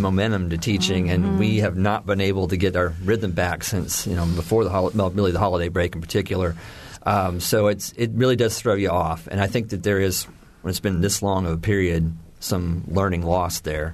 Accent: Indiana, United States; I grew up in Indiana in the 70s

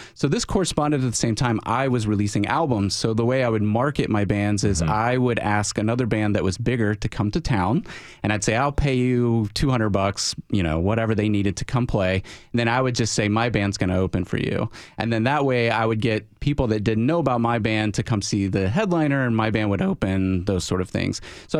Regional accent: Alabama, United States; I grew up in a very small, I grew up in Alabama, and we didn't have a lot of access to independent music, basically.

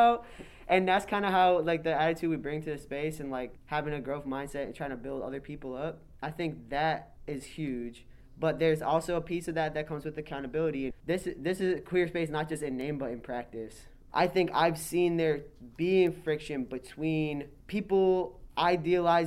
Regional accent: Springfield, Massachusetts, United States; I grew up in Springfield

